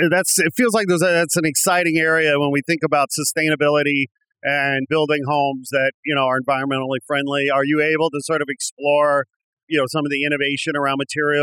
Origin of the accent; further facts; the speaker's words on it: United States; I'm an American. I don't speak English well at all.